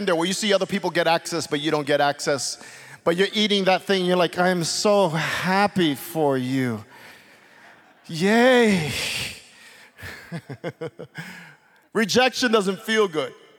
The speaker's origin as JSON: {"language": "English", "town": "New York City", "region": "New York", "country": "United States", "tie": "born or raised there", "said": "As a kid growing up in Brooklyn, my parents would oftentimes take me to a place called Coney Island"}